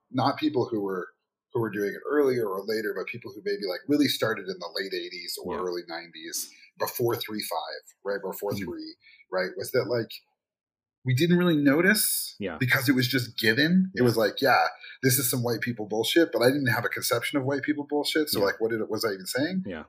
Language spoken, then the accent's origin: English; Albuquerque, New Mexico, United States; also born or lived in Arizona / Boston; I was born here in New Mexico. Uh, I grew up here yeah, I went to Zia Elementary, Jefferson Middle School, Albuquerque High.